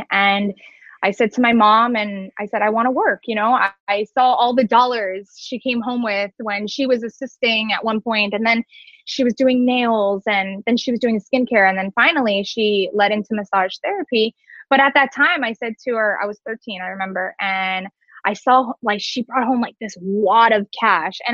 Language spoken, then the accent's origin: English; Cooper City, Florida, United States; also born or lived in Orlando; I am actually from Cooper City. I have been living here now for over 26 years